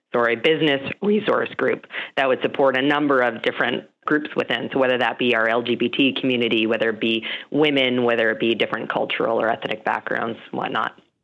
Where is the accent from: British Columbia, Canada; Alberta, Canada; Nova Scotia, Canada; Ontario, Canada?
Alberta, Canada; Calgary; I grew up in Calgary